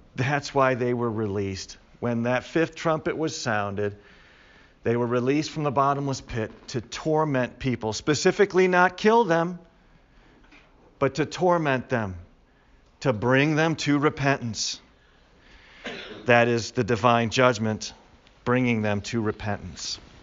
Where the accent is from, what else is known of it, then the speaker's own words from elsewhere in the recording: Chicago, Illinois, United States; I grew up in Chicago